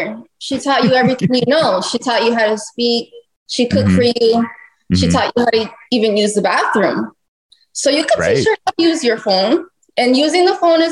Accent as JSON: {"language": "English", "town": "Boston", "region": "Massachusetts", "country": "United States", "tie": "born or raised there", "moved": "yes", "lives_now": "Miami, United States", "said": "Yes, I am. I'm from Massachusetts."}